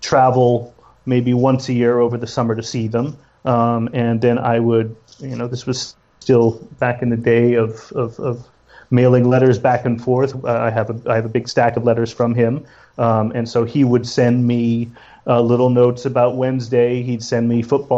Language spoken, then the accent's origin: English; Toronto, Ontario, Canada; now in West Virginia, United States; I was born and raised in Toronto and have, you know, lived pretty much my whole life in North America